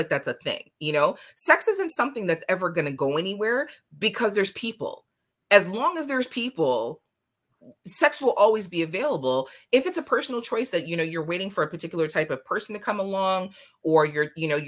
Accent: Jamaica; it's a yardie thing because I'm Jamaican.

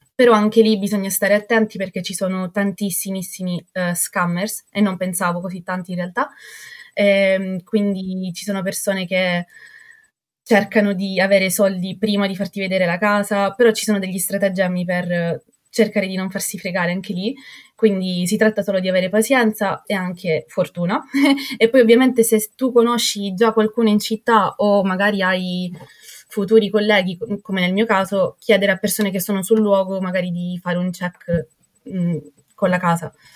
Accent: Catania, Sicily, Italy; moved away as an adult; now in Stockholm, Sweden; Io vengo da Catania, quindi dalla Sicilia mi sono trasferita al profondo nord dell'Europa

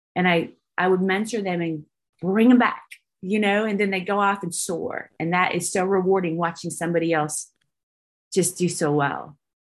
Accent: Santa Rosa, California, United States; also born or lived in Bodega Bay, California / Georgia / Alabama; now in Texas, United States; I'm from Santa Rosa, California, um, which is north of San Francisco, and I was raised between there and Bodega Bay

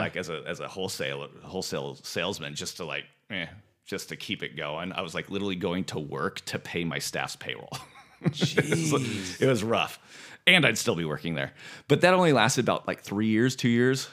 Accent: Santa Ynez Valley, California, United States; moved away as an adult; also born or lived in Fresno area; now in Fresno, United States; I'm originally from San Ynez Valley, right outside of Santa Barbara

